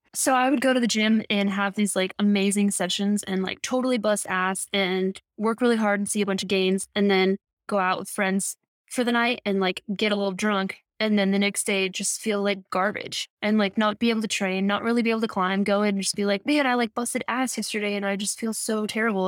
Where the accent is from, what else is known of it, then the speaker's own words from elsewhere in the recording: Midwest, United States; I grew up in the Midwest